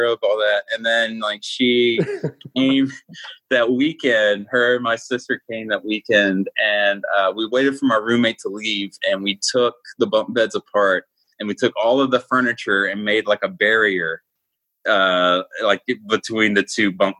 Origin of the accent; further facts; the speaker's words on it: Atlanta, Georgia, United States; now in Milwaukee, United States; I grew up in Georgia